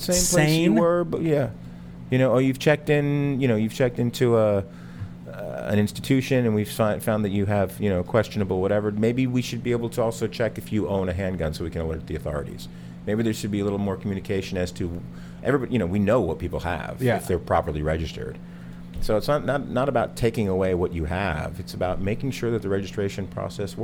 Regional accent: New Jersey, United States; growing up in New Jersey, people, you know, we hunted

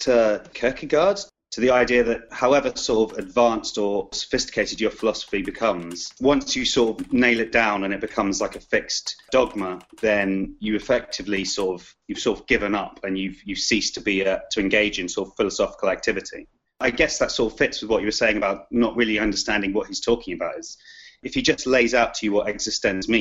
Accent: London, United Kingdom; accent: London; that is an authentic London accent

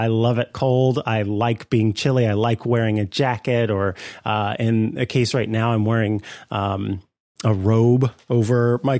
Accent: Missouri, United States; now in Northern California, United States; I'm from Missouri where it gets a lot cooler and I do miss that.

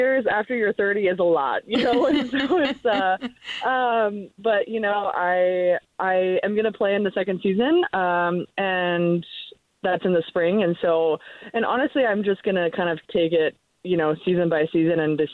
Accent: Nebraska, United States; I grew up in Nebraska

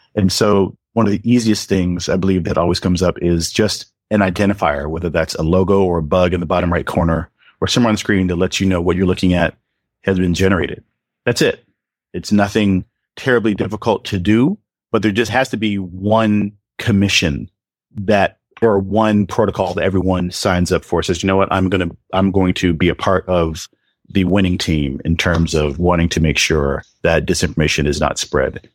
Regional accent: Atlanta, Georgia, United States; I'm from Atlanta, and I went to elementary school through high school and college

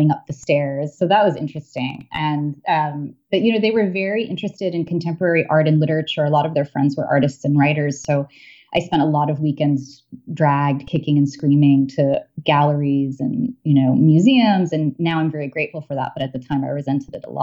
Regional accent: New York City, New York, United States; I grew up in New York City in the 1980s.

